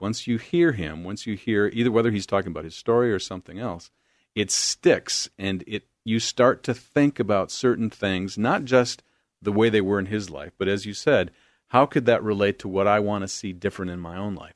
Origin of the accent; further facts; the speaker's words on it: Beloit, Wisconsin, United States; moved away as an adult; also born or lived in Arden Hills, Minnesota; now in Oregon, United States; I'm from the Midwest, good Midwest boy, Southern Wisconsin, right on the Illinois border. In fact, you cross Sherlyn Avenue and you're in South Beloit, Illinois